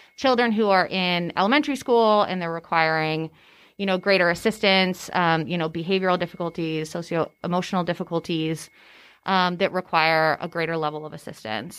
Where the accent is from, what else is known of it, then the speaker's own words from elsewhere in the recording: California, United States; moved away as an adult; now in Tennessee, United States; I'm actually from California. I grew up in California.